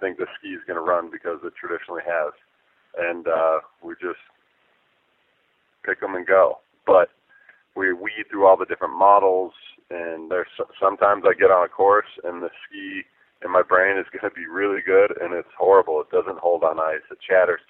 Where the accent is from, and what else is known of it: Park City, Utah, United States